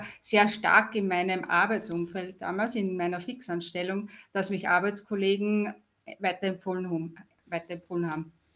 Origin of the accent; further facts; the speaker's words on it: Austria; ich komme aus Österreich